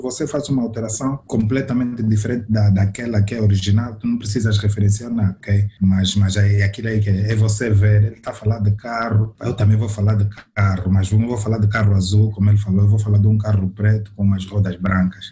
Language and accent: Portuguese; Cabinda, Angola; now in Luanda, Angola; nós saímos, saímos de Cabinda